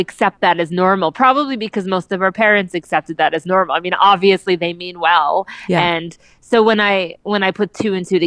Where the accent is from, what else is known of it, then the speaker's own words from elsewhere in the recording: New Jersey, United States; now in New York, United States; I grew up in New Jersey, and so I have bowling in my blood